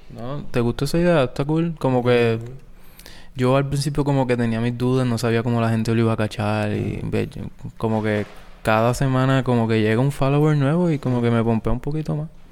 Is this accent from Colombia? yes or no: no; Guayanilla, Puerto Rico; antes de salir de mi pueblo Guayanilla para Mayagüez